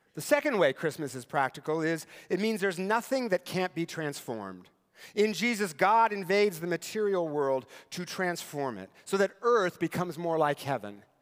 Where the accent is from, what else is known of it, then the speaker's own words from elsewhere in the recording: Eastern Washington, United States; moved away; Eastern Washington, where I grew up and where my parents still live